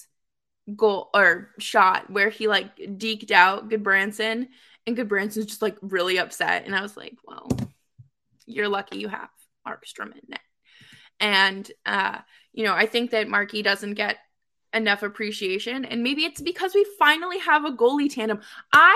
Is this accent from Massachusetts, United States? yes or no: yes; Boston, Massachusetts, United States; I grew up spoiled rotten in Boston